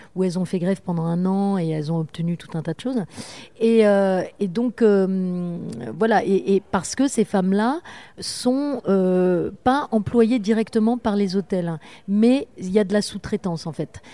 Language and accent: French; Orléans, Centre-Val de Loire, France; also born or lived in Paris; à deux ans, mes parents sont partis, enfin bon, bref, à côté d'Orléans, à La Source, entre Olivier et La Source